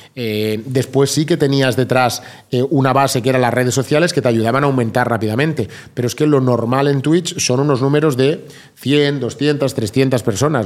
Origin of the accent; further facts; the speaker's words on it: Vilanova i la Geltrú, Catalonia, Spain; mi pueblo de, Vilanova